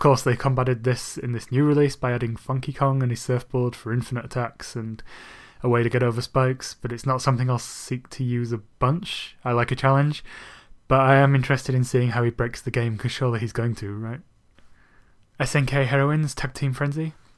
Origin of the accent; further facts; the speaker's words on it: Bradford, Yorkshire and the Humber, United Kingdom; moved away; back in my hometown of Bradford